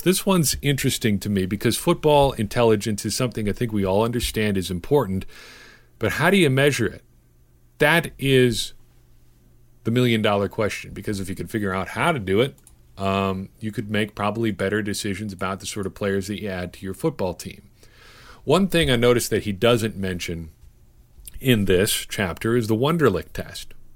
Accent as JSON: {"language": "English", "town": "Cedar Grove", "region": "Wisconsin", "country": "United States", "tie": "born or raised there", "said": "I did not see a black person in my hometown until I was probably eight or nine years old"}